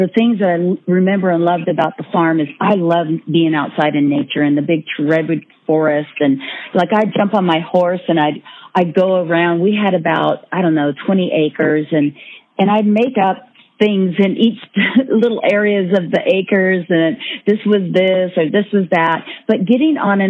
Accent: Northern California, United States; born or raised there

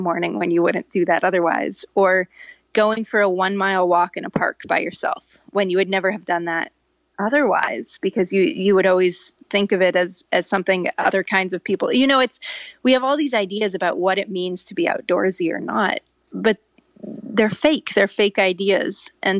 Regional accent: California, United States; I grew up in Northern California. Doesn't seem like that big of a deal to me.

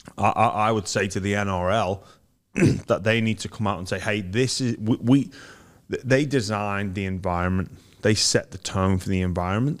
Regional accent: Liverpool, North West England, United Kingdom; moved away; I grew up in Liverpool

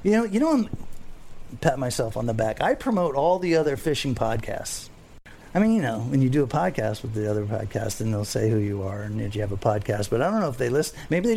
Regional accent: Fort Lauderdale, Florida, United States; I'm a fisherman from Fort Lauderdale.

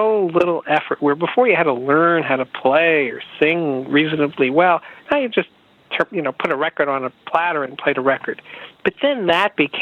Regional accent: New York, United States; I'm a New Yorker

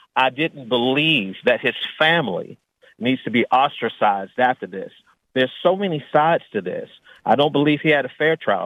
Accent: Washington, District of Columbia, United States; moved away; also born or lived in Arkansas; born and raised in Washington, D.C., where it was mostly African American

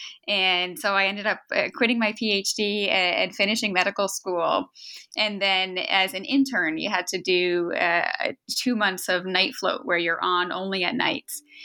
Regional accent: outside Boston, Massachusetts, United States; moved away as an adult; now in Philadelphia, United States; I grew up outside Boston and was there for most of my life through college

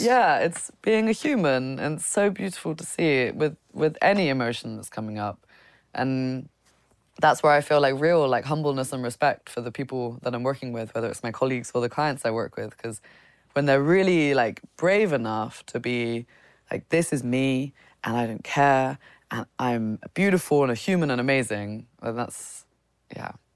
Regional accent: United Kingdom; coming as a British person

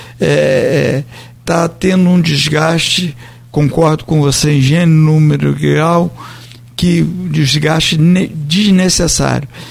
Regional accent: Brazil; sou brasileiro

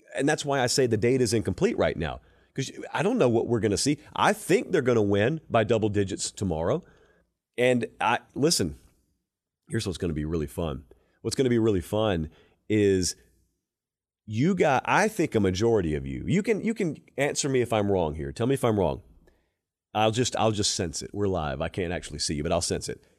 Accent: the South, United States; I grew up in the South

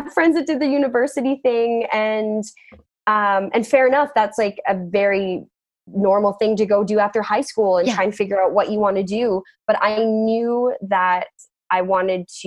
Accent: Whistler, British Columbia, Canada; growing up in Whistler, we had such a tight community and all my friends I've known since kindergarten

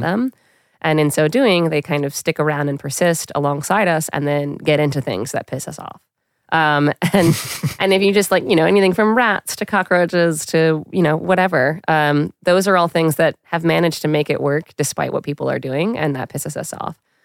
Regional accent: New York City, New York, United States; I grew up in Queens, New York

